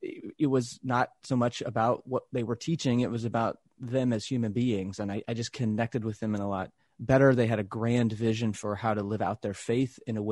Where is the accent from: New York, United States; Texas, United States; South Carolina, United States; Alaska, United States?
Texas, United States; I grew up Christian. I grew up in the South in Texas.